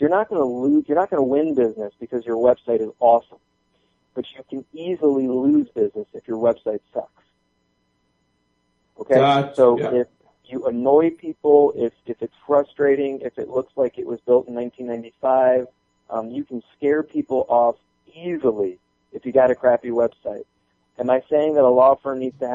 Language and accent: English; Florida, United States; also born or lived in Michigan; now in Atlanta, United States; I'm from Florida, so we get sunspots.